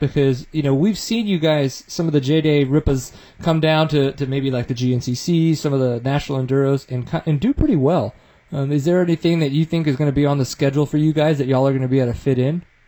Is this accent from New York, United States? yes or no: no; Louisiana, United States; I grew up in Louisiana